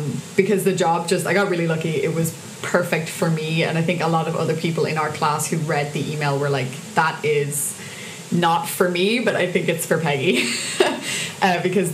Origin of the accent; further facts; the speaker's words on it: Cork, Munster, Ireland; moved away as an adult; now in Dublin, Ireland; I'm from Cork, so I had to move back to Cork